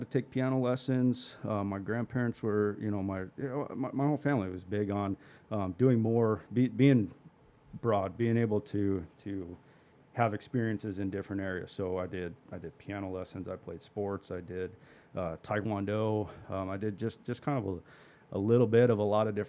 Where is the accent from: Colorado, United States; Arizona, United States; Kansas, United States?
Arizona, United States; Peoria; I was born and raised in the West Valley. Grew up in Peoria, went to Peoria High School